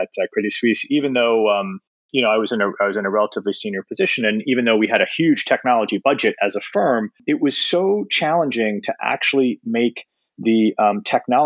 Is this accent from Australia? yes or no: no; Canada; moved away as an adult; also born or lived in Toronto; now in New York, United States; I'm Canadian, and I started my career in Toronto with McKinsey & Company as a consultant.